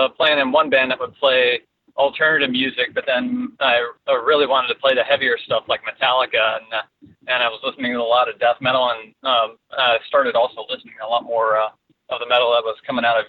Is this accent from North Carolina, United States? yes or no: no; Fort Lauderdale, Florida, United States; also born or lived in Northern California; now in Tampa, United States; I grew up in Fort Lauderdale